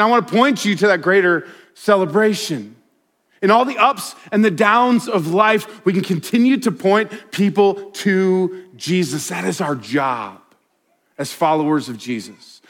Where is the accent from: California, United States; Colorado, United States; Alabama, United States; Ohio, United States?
Colorado, United States; I grew up in Colorado